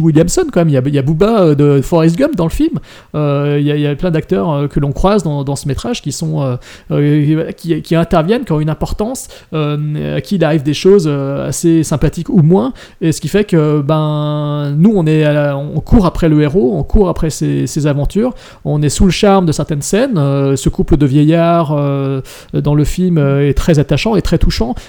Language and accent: French; France; chez nous, en France